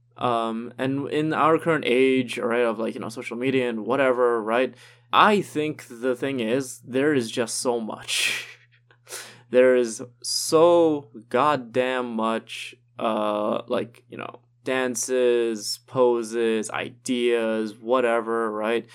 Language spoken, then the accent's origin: English; Trinidad & Tobago; moved away as an adult; now in Toronto, Canada; me growing up in Trinidad